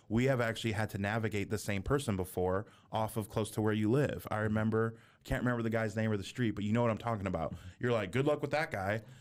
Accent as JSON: {"language": "English", "area": "near San Francisco", "region": "California", "country": "United States", "tie": "born or raised there", "said": "we're from California. I was born near San Francisco."}